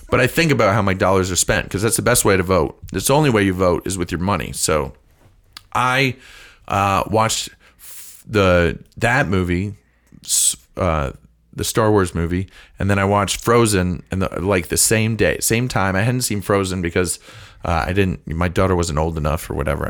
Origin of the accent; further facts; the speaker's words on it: St. Louis, Missouri, United States; I grew up in Saint Louis. I went to school in Saint Louis.